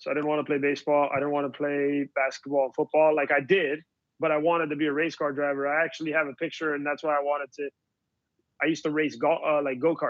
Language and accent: English; United States; my parents are born in Cuba and I was born in the United States